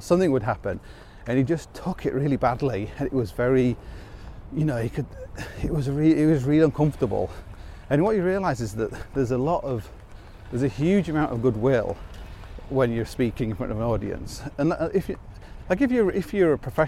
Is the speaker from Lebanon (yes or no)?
no; Hull, Yorkshire and the Humber, United Kingdom; moved away; when I grew up in Hull